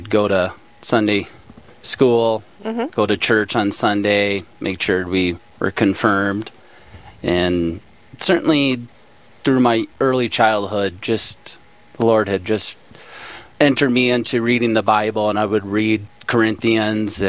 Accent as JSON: {"language": "English", "town": "Minneota", "region": "Minnesota", "country": "United States", "tie": "born or raised there", "moved": "as an adult", "lives_now": "Sioux Falls, United States", "said": "I grew up in Minnesota, moved to Sioux Falls in 2003"}